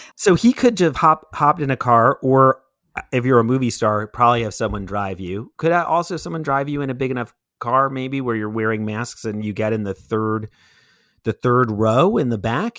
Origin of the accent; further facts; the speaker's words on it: New York City, New York, United States; growing up in Brooklyn